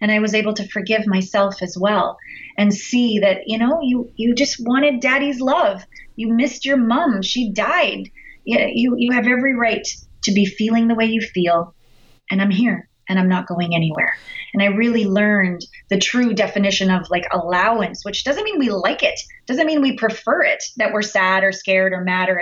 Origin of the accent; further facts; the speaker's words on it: Canada; we're all Canadian here